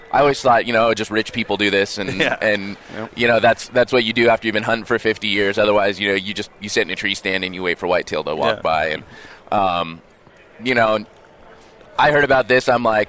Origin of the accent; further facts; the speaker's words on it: California, United States; I'm from California. What do I do now?